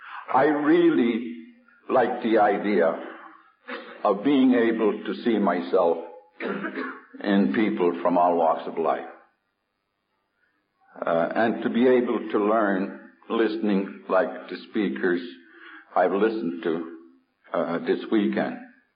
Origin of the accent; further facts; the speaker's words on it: United States; And being an Indian, it always bothered me. I remember in New York State